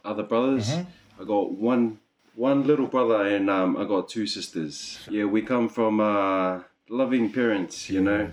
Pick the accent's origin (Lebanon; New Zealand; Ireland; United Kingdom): New Zealand; Auckland; now in Gold Coast, Australia; am from Auckland, New Zealand